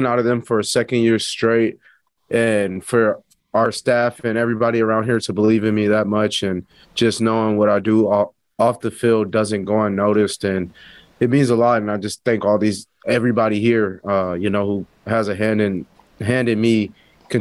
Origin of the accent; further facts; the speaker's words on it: El Paso, Texas, United States; I'm from El Paso, Texas, and it was just like a little tribute back to my home city, kind of the culture I grew up